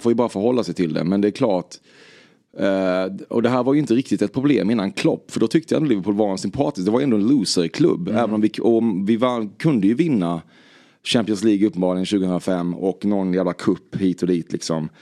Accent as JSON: {"language": "Swedish", "town": "Väckelsång", "region": "Kronoberg County", "country": "Sweden", "said": "Jag är från Väckelsång"}